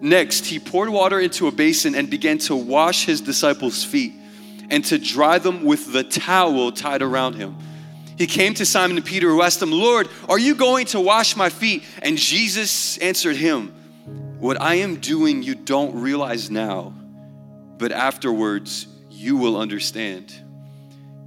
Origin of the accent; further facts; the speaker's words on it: Portugal; I'm from Portugal.